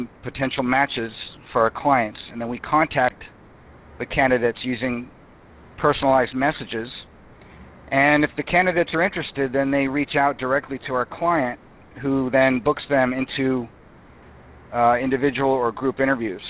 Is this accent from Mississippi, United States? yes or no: no; Tampa Bay area, Florida, United States; now in Seattle, United States; I grew up in the Tampa Bay area and spent most of my childhood there.